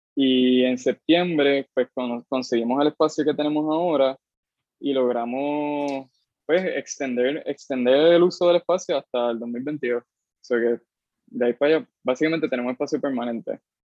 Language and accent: Spanish; Cayey, Puerto Rico; yo soy de, o sea, del carajo de Puerto Rico, soy de Calle, pero de Calle específicamente de un barrio que se llama Pasto Viejo, eso está casi llegando a las tetas de Calle. O sea, yo me crié sin vecinos